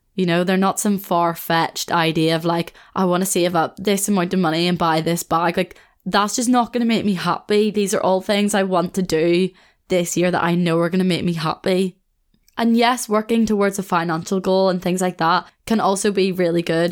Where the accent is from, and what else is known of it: Belfast, Northern Ireland, United Kingdom; moved away as an adult; also born or lived in Australia; now in Leeds, United Kingdom